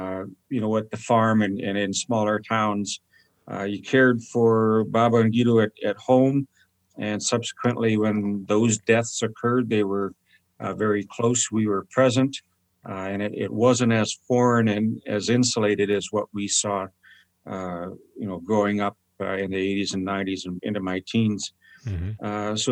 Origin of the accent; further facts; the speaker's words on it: Saskatoon, Saskatchewan, Canada; I was born in Pleasant Hill in Saskatoon